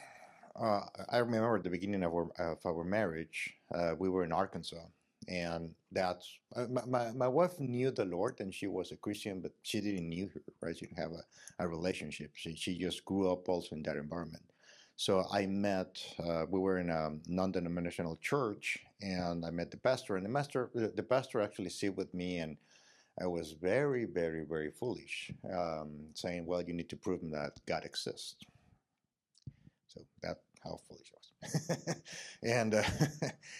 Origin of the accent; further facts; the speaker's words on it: Mexico; I'm from Mexico